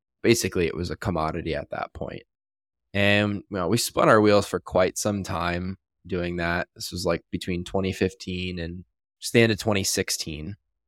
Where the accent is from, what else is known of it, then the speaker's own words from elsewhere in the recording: Canada; now in Las Vegas, United States; I'm from Canada originally, currently live in Las Vegas. And back in Canada